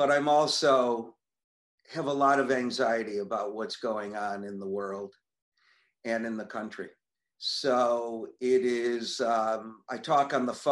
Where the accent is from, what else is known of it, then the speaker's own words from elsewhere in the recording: Buffalo, New York, United States; moved away as an adult; also born or lived in Niagara Falls, New York / Dallas, Texas; I'm from here. Was actually brought up here actually for the first 13 years of my life